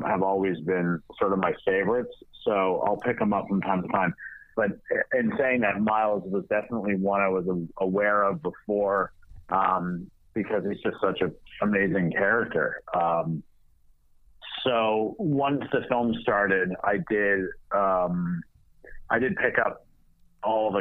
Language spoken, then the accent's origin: English; Toronto, Ontario, Canada; also born or lived in Montreal; I grew up in Toronto and we lived in Montreal